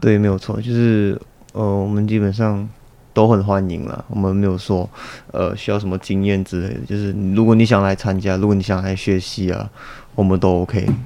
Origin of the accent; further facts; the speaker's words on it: Malaysia; now in Taiwan; 我是马来西亚人